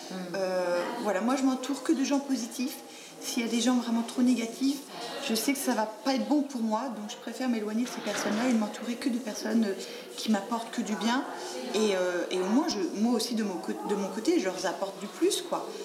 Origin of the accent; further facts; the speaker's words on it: France; Parce que moi, je suis pas de Paris, je suis de province. Et donc, les clubs de boxe, ça ne court pas les rues.